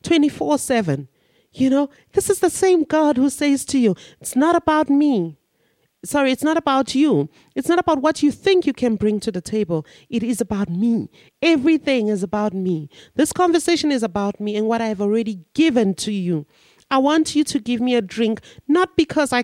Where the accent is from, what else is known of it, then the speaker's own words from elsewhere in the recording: Nigeria; now in South Africa; I'm a Nigerian and I'm in South Africa.